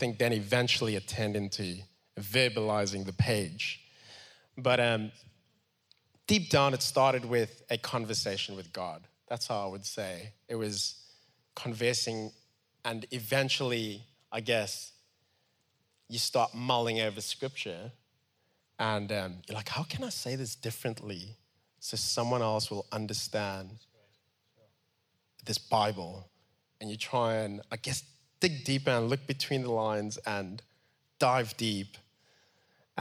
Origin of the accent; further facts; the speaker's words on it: Cape Town, Western Cape, South Africa; I grew up in Mitchell's Plain for a lot of my childhood. And that's the roots